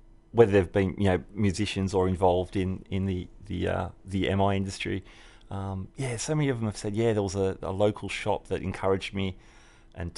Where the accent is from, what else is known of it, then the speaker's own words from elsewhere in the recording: Sydney, New South Wales, Australia; In my hometown of Sydney